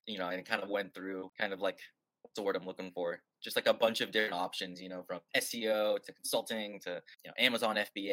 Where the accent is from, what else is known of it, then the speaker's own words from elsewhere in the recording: United States; moved away as an adult; now in Budapest, Hungary; I'm actually from America, but I'm based in Budapest